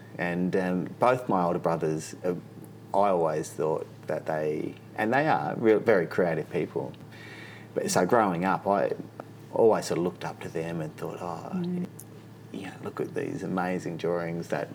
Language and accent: English; Sydney, New South Wales, Australia; also born or lived in Wildcatcham (Western Australia); Most of my childhood was spent growing up in the Hills District in northwest of Sydney.